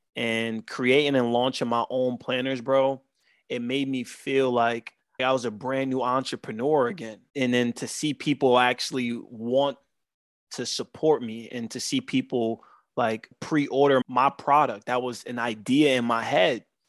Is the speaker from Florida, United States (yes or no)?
no; New York City, New York, United States; we are two kids from Southside Jamaica, Queens, that grew up not knowing more than what we've seen around t-, a ten block radius